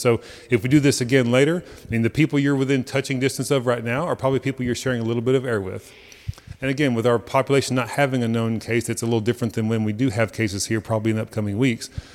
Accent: Texas, United States; as American as we are, as Texan as we are

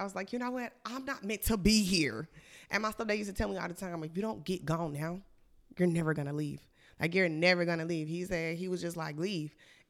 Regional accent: Montgomery, Alabama, United States; moved away as an adult; also born or lived in Anniston; now in Atlanta, United States; Okay, well, originally I was born in Anniston, Alabama. I moved to Montgomery when I was like, 5, 6 years old. I've been there, I was there mostly, like, pretty much my whole life before I moved to Atlanta.

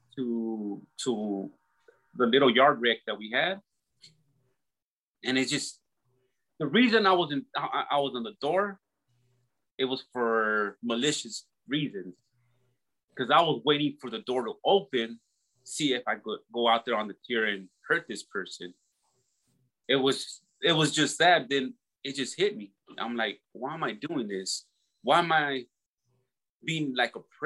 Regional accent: Los Angeles, California, United States; I grew up in Southeast LA in California

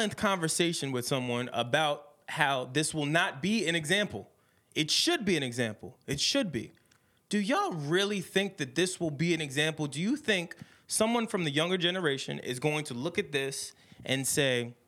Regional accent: Secaucus, New Jersey, United States; I'm from Sea Caucus

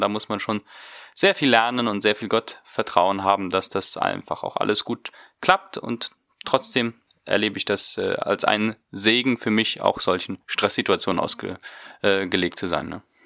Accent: Neuland, Boquerón, Paraguay; moved away as an adult; gehe dann wieder zurück in meine Heimat nach Paraguay. Ich komme aus der Mennonitenkolonie Neuland

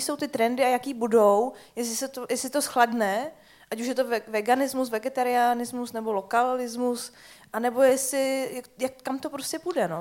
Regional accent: Czechia; jako Češi, jako konzervativci

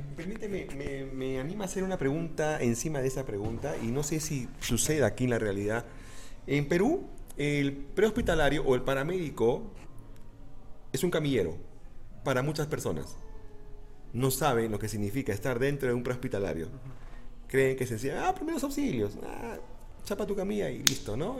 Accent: Ecuador; acá en Ecuador

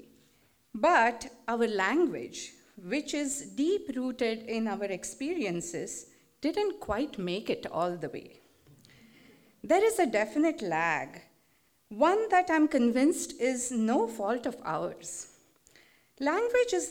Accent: India; English is a second language; moved away as an adult; now in United States; We Indians

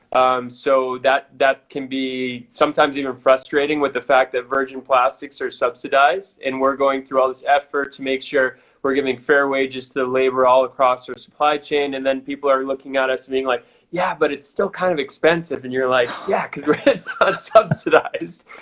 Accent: United States; moved away as an adult; also born or lived in Sydney, Australia / Chile; me being an American

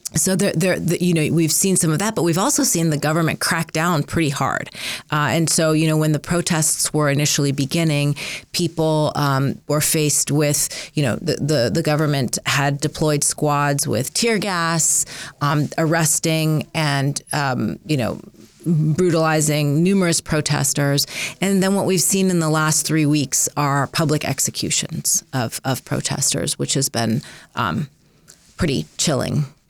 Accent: Southern California, United States; also born or lived in Minneapolis, Minnesota / Iran (ancestry); now in Montana, United States; we were initially settled in Minneapolis, Minnesota. Uh, and then in nineteen eighty-four, I came home from school one day, and there was a sign posted out the front of my door, and it said, "Burn this house. Terrorists live here." And my father made the very difficult decision Christian to pack everything up and moved us to California, to Southern California

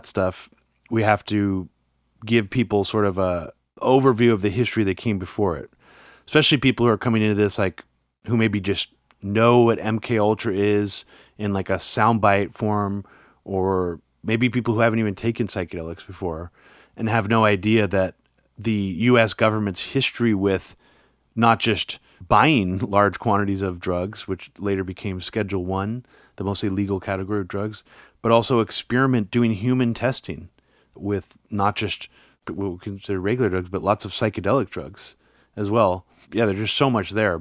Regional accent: Pleasanton, California, United States; also born or lived in Oakland; we grew up near

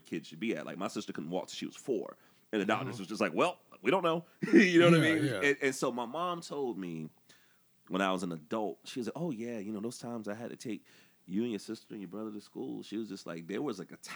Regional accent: the South, United States; being a black dude growing up in the South

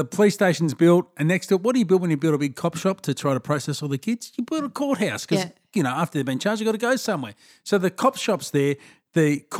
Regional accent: Melbourne, Victoria, Australia; Yeah, so I grew up in Broadmeadows.

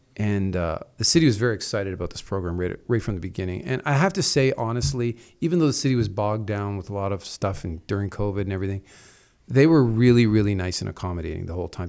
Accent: Toronto, Ontario, Canada; I come from Toronto, so we're used to smaller apartments

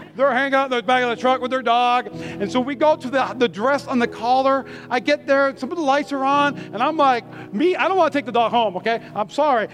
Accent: Las Vegas, Nevada, United States; I'm from East Las Vegas

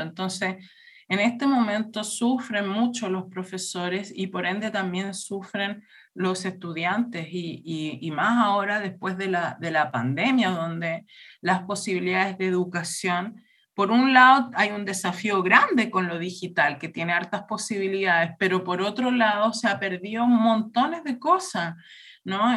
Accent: Chile; moved away as an adult; also born or lived in Berlin, Germany; yo pasé mi infancia en Chile, pero el, año 2000 me fui a vivir a Alemania, viví en Berlín por 10 años

